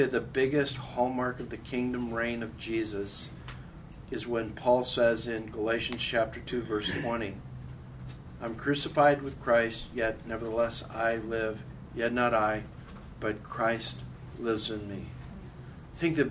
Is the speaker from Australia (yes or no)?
no; Canada; moved away as an adult; now in United States; I'm a Canadian. I did not move here until I was 36